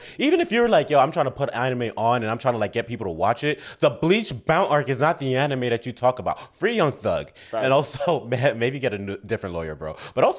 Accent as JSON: {"language": "English", "town": "New York City", "region": "New York", "country": "United States", "said": "We're black, we're from the Bronx."}